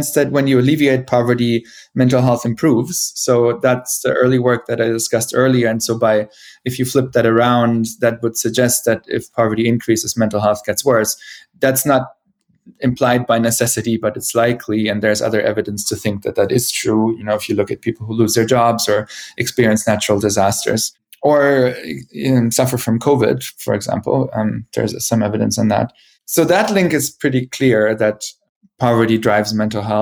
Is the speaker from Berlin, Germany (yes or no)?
no; Bavaria, Germany; moved away; also born or lived in Boston / Zurich; the town where I grew up in Bavaria